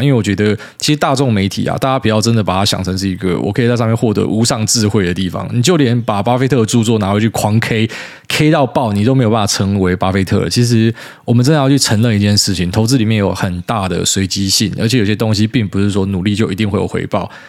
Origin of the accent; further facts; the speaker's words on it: Miaoli County, Taiwan; 我们在苗栗长大啊